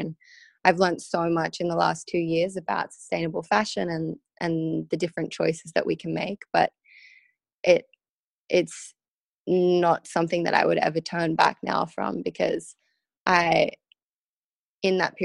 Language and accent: English; Sydney, New South Wales, Australia; also born or lived in Vail, Colorado, United States; I grew up in Sydney, Australia, but it's really interesting because a lot of people don't actually know that I was born in Vail, Colorado. And I only lived there till I was 5